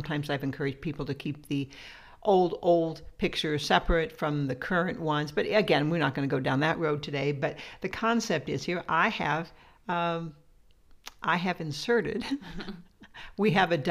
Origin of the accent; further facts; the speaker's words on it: Midwest, United States; I'm from the Midwest